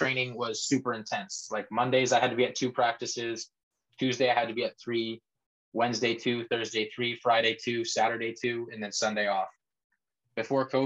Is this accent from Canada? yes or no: yes; Canada; moved away as an adult; I was a competitor from Canada